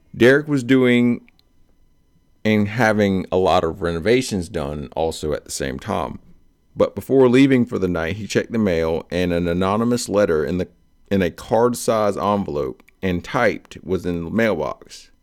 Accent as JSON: {"language": "English", "town": "Delran", "region": "New Jersey", "country": "United States", "moved": "yes", "said": "We came from Del Ran, which is a small township, like, stupid close to Pennsylvania"}